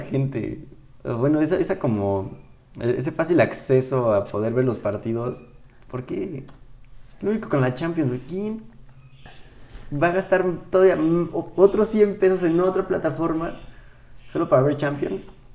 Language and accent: Spanish; Mexico; nosotros como mexicanos